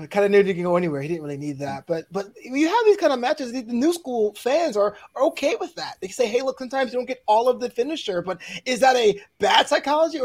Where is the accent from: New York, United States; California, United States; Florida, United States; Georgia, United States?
New York, United States; New York City; now in Los Angeles, United States; I was born and raised in Brooklyn. I live in LA now